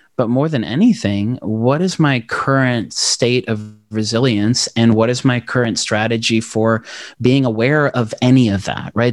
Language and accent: English; Knoxville, Tennessee, United States; also born or lived in South Africa / Democratic Republic of the Congo / Maryville, Tennessee; My family came over on asylum status from Congo in Zaire in the early nineties to Knoxville, Tennessee